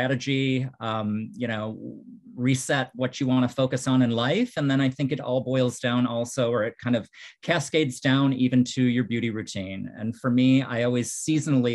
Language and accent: English; Midwest, United States; also born or lived in New York; now in Florida, United States; I grew up in the Midwest, lived in New York for several years